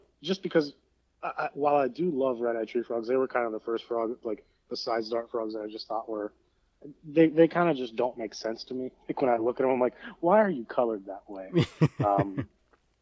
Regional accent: Northeast Ohio, United States; growing up in Northeast Ohio

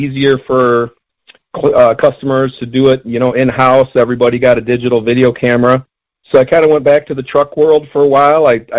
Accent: Detroit, Michigan, United States; I'm from the Detroit area

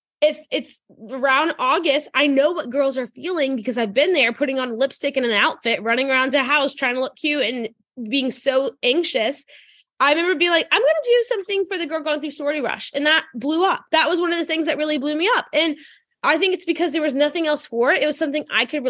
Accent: New Orleans, Louisiana, United States; I grew up in New Orleans, Louisiana, or like the suburbs.

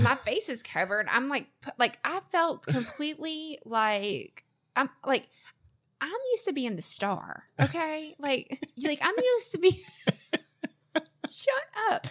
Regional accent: the South, United States; I'm from the South

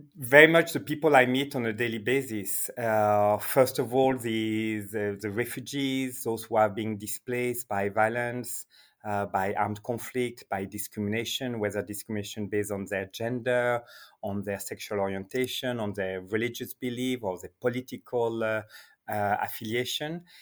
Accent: Geneva, Switzerland; now in Iraq; I'm born in Geneva

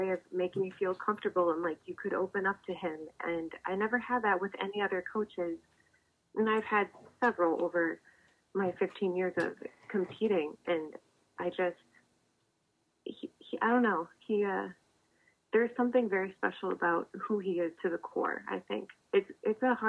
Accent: Minnesota, United States; moved away as an adult; also born or lived in Massachusetts; I came from Minnesota

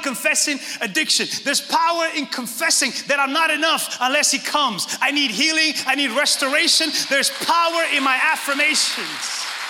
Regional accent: Northeast, United States; we grew up in the Northeast and we all come from that.

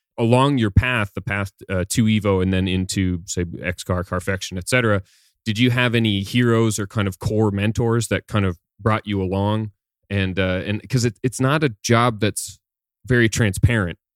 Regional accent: Canada; growing up in Canada

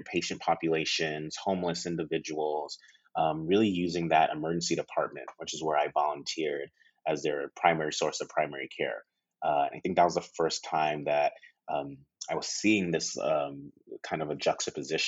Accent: New York City, New York, United States; moved away as an adult; now in Los Angeles, United States; I'm a New Yorker, born, raised, schooled, as I like to say, and child of Nigerian immigrants.

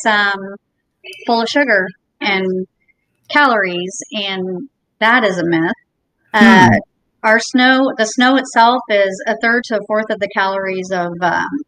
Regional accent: Indiana, United States; also born or lived in Jacksonville, Florida; now in Naples, United States; we moved to Naples from Jacksonville, but originally from Indiana

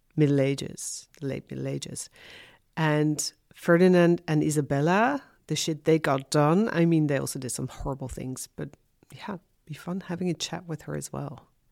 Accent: Haarlem, North Holland, Netherlands; moved away; also born or lived in London / Amsterdam; I'm originally from Haarlem

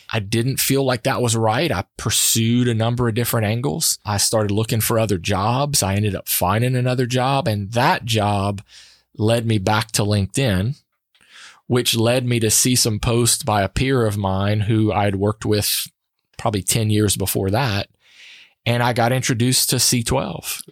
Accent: Sunset, Louisiana, United States; I grew up in Acadiana

